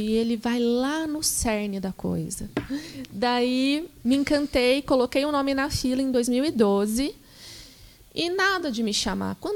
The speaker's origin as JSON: {"language": "Portuguese", "town": "Passos", "region": "Minas Gerais", "country": "Brazil", "said": "Eu sou mineira, sou do sul de Minas, uhum. de uma cidade chamada Passos."}